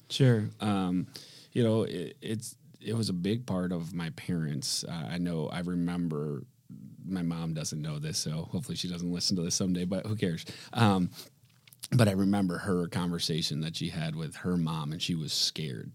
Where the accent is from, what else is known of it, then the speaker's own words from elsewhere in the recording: Grand Rapids, Michigan, United States; born and raised in Grand Rapids, Michigan.